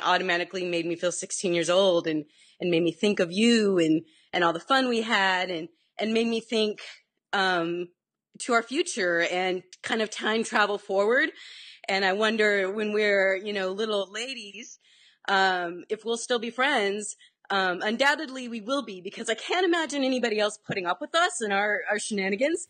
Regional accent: Nevada, United States; we grew up in Nevada

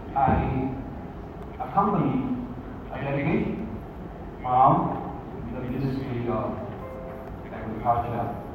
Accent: Zhejiang, China; moved away as an adult; now in South Africa; Zhejiang is also my hometown

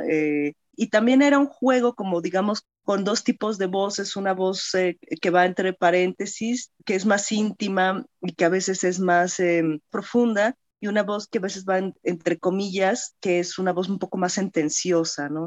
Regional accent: Mexico City, Mexico; accent: chilango; nací en la Ciudad de México y he vivido aquí prácticamente toda mi vida, ¿no? Entonces, sí tengo eh, el acento más, un poco más chilango quizá

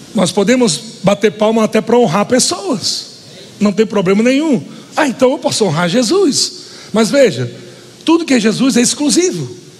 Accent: Northeast Region, Brazil; sou nordestino.

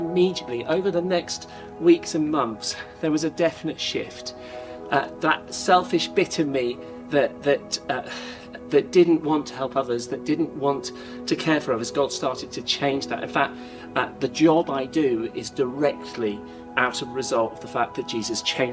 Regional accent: Norwich, East of England, United Kingdom; when I was a kid, I grew up in a place called Norwich

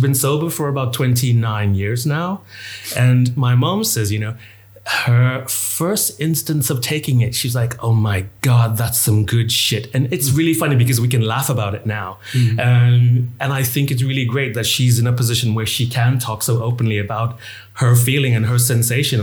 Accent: Bahamas; I come from the Bahamas, which at the time, you know, was basically drug haven.

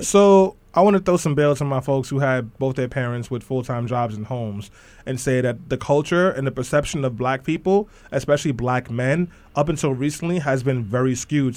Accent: New York City, New York, United States; I'm from East New York, Brooklyn

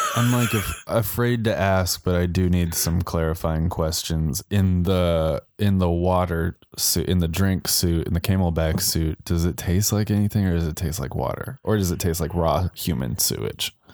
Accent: Colorado, United States; Growing up in Colorado

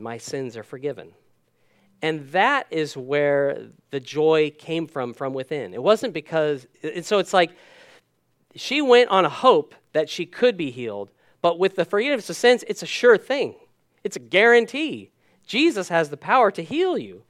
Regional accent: United States; moved away; I'm American by birth. Dual citizen now

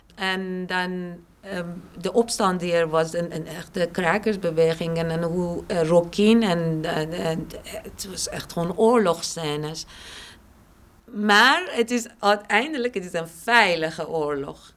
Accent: Shiraz, Fars, Iran; now in Amsterdam, Netherlands; stad Shiraz waar ik vandaan kom

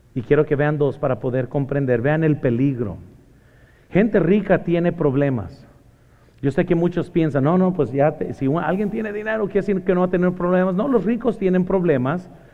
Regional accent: Mexico; moved away; also born or lived in Morgan Hill; soy mexicano

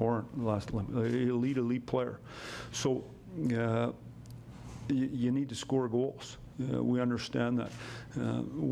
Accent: Saskatoon, Saskatchewan, Canada; also born or lived in Red Deer; now in Toronto, Canada; from Saskatoon

